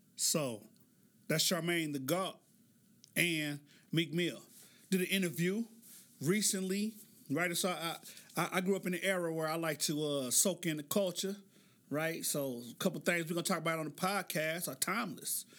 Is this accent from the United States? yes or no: yes; Oklahoma City, Oklahoma, United States; born or raised there